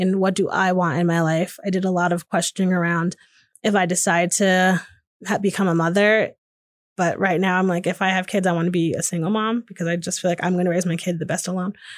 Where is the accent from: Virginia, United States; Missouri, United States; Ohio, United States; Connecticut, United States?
Connecticut, United States; Hamden; moved away as an adult; now in Austin, United States; I grew up in Hamden, Connecticut, which is just outside New Haven, Connecticut